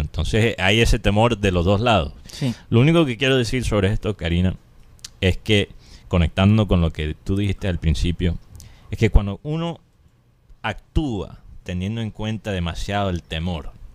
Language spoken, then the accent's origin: Spanish; Colombia